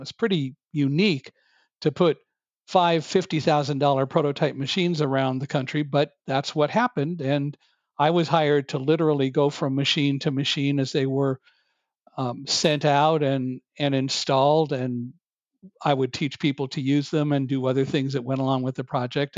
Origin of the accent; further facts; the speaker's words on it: California, United States; also born or lived in Chicago / Boston; I was born in Chicago, but moved to California when I was five